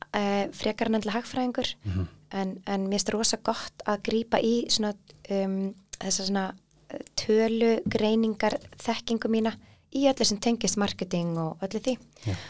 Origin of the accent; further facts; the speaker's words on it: Iceland; að alast upp á Íslandi í fríð og ró